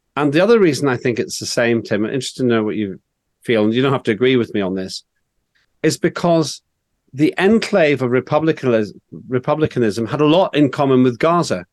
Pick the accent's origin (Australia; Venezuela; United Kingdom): United Kingdom; Northern Ireland; when I was growing up in Northern Ireland